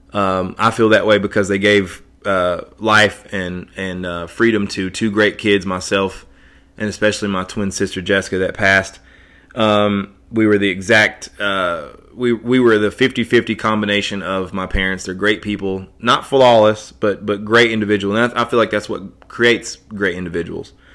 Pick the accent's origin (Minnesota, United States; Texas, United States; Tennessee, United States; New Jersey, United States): Tennessee, United States; Johnson City; in my hometown, uh, here in Johnson City